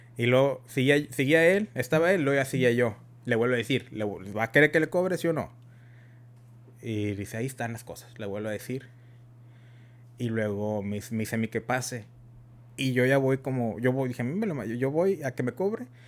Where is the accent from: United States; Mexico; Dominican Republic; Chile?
United States; somos de Estados Unidos, somos mexicanos, americanos y tenemos el tex tenemos el, inglés y el español